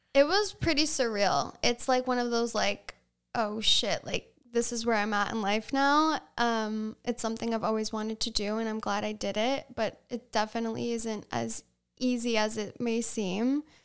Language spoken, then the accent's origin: English; Sag Harbor, New York, United States; also born or lived in Southampton, New York / East Hampton, New York / Costa Rica; I was born in Southampton Hospital, grew up on top of Sag Harbor Pharmacy until I was about six years old, went to Sag Harbor Elementary